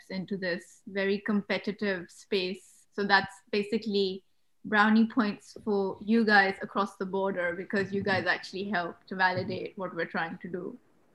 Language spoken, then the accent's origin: English; London, United Kingdom; moved away as an adult; now in Pakistan; I'm from London